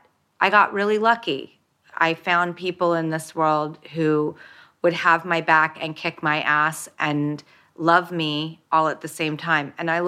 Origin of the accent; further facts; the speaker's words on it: Hollywood, California, United States; when I grew up in Hollywood and in industry, really I only had Steven Spielberg to look to for a moral compass.